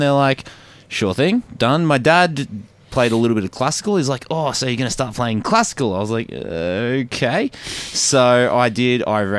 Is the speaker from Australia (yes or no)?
yes; Diamond Creek, Victoria, Australia; born or raised there